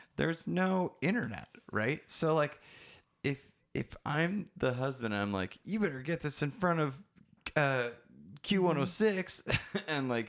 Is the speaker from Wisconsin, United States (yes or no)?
yes; Wisconsin, United States; I'm from Wisconsin.